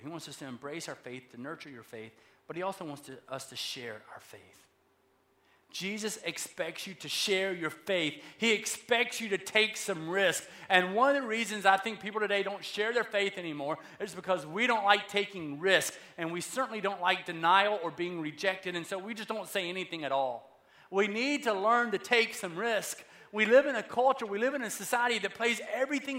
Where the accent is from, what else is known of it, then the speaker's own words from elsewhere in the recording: the South, United States; I'm from the South